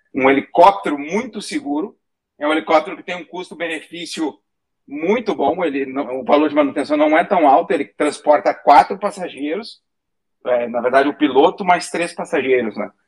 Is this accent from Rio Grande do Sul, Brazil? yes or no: yes; Rio Grande do Sul, Brazil; moved away as an adult; now in United States; A gente fala guri porque somos gaúchos